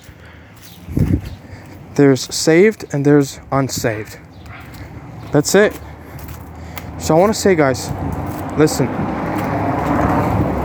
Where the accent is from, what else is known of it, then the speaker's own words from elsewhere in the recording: Ukraine; English is a second language; now in Bulgaria; I was born in Ukraine